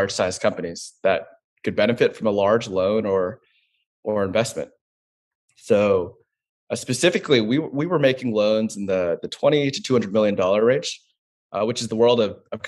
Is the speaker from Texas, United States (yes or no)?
yes; Dallas, Texas, United States; I grew up in Dallas, a proud Texan